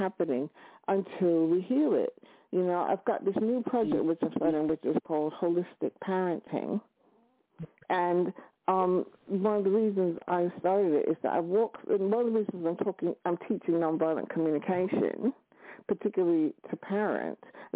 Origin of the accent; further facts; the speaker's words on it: New York, United States; now in London, United Kingdom; New York is my hometown